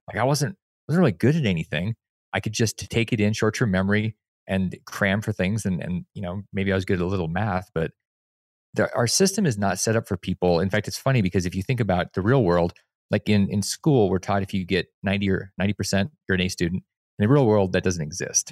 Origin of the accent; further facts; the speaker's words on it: Alaska, United States; moved away; I came from Alaska